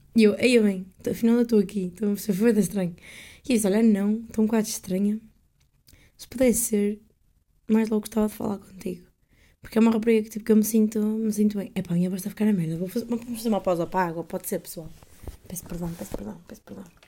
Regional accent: Coimbra, Centro, Portugal; moved away as an adult; now in Amsterdam, Netherlands

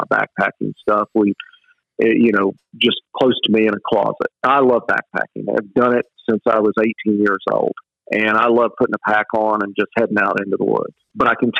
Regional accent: West Texas, United States; moved away as an adult; now in Georgia, United States; I grew up in West Texas, though I've lived in Georgia since 89

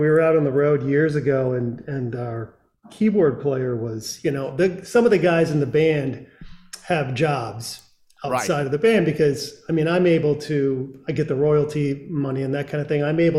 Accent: Grand Rapids, Michigan, United States; and I'm from Grand Rapids, and it's, you know, it's quite frankly, it's one of the best cities in the world as far as I'm concerned.

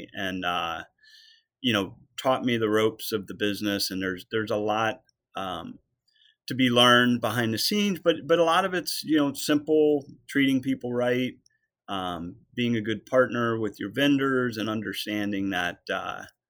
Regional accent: Vienna, Virginia, United States; Westwood Country Club, which was in my hometown of Vienna

